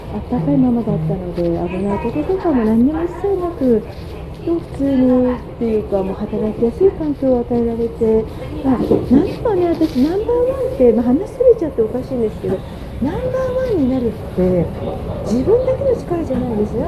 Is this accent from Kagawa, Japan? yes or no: no; Hachioji, Tokyo, Japan; 出身は八王子なんですけどね。